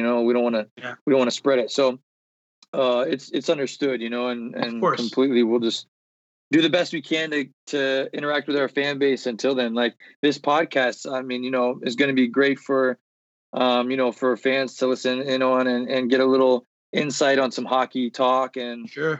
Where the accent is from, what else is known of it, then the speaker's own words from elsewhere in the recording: Columbia, South Carolina, United States; Cause I'm originally from Columbia, South Carolina.